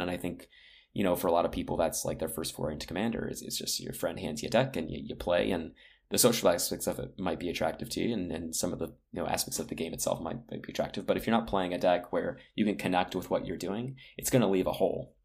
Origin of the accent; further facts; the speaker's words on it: United States; I grew up on the East Coast outside of Washington, D C.